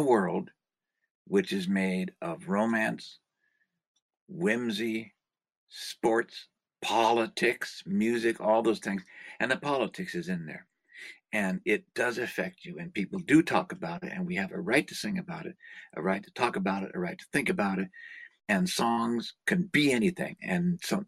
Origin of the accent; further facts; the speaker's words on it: Lower Bay Area, California, United States; In California, I grew up in the Lower Bay Area.